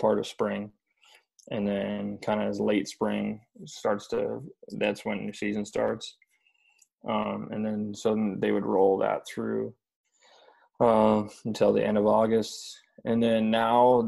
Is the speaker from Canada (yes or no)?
yes; Nanaimo, British Columbia, Canada; born or raised there; moved away as an adult; also born or lived in Vauxhall, Alberta